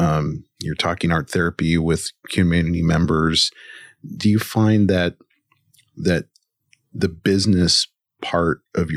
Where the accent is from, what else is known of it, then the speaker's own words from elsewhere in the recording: Washington, United States; And I come from Central Washington